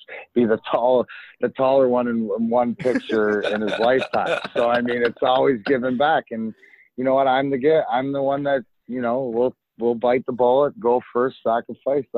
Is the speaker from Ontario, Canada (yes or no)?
yes; Leamington, Ontario, Canada; So I grew up in Leamington, which is give or take 10 minutes for the border, 40 minutes from the house I grew up in.